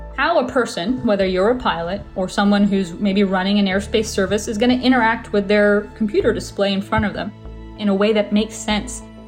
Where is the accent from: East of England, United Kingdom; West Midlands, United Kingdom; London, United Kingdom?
London, United Kingdom; Hounslow; I grew up in Hounslow, United Kingdom, just outside of London, about 30 minutes outside of London